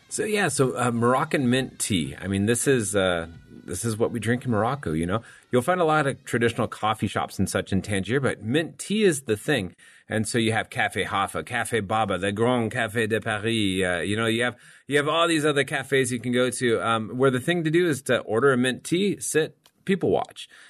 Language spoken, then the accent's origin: English; Sarajevo, Bosnia & Herzegovina; inače dolazim iz Sarajeva, u Bosni i Hercegovini